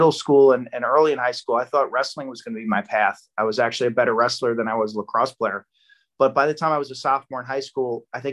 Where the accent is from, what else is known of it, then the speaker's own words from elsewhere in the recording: Lynbrook, New York, United States; I grew up in Lynbrook